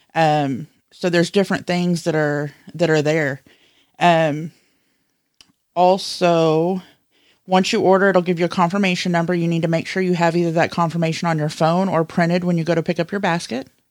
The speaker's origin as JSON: {"language": "English", "region": "the South", "country": "United States", "tie": "born or raised there", "said": "I was raised in the South, and as a kid, I was blessed to not have to go to daycare"}